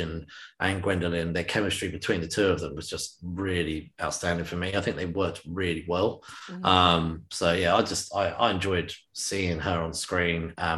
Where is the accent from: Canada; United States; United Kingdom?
United Kingdom; as a British man